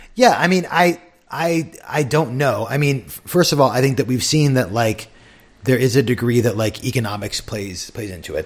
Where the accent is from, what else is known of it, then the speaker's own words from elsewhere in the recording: San Diego, California, United States; growing up in San Diego